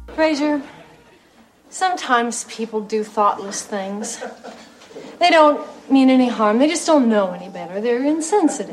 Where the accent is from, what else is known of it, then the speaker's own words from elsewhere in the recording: Indiana, United States; moved away; I'm from the Midwest, uh, Indiana right. originally